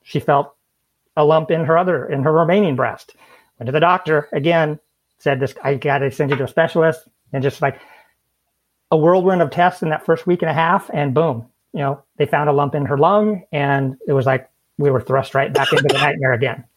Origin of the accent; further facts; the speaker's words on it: southwestern Idaho, United States; also born or lived in Washington State; now in Washington, United States; I grew up in southwestern Idaho, currently live in southwestern Washington State.